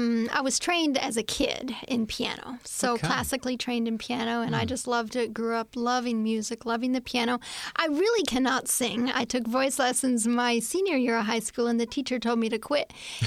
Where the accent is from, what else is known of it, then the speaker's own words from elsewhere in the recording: Massachusetts, United States; also born or lived in Hagerstown, Maryland; So then we moved to Massachusetts. So most of my years from 8 on up, I lived in the city in New England, a city girl, and lived in Massachusetts.